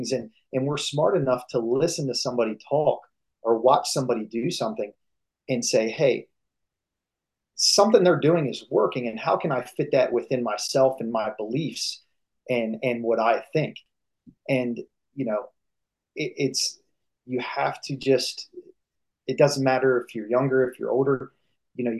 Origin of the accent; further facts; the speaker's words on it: Maryland, United States; moved away as an adult; now in Pittsburgh, United States; we would head back home to Maryland.